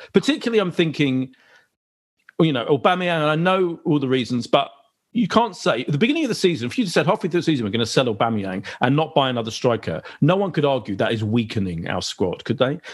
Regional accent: London, United Kingdom; I grew up in Clapton as well. So I'm an East Ender, really

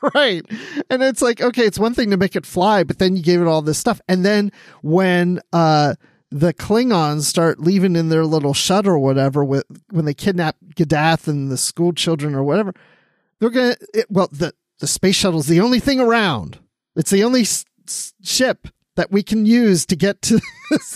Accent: Maryland, United States; I grew up in Maryland

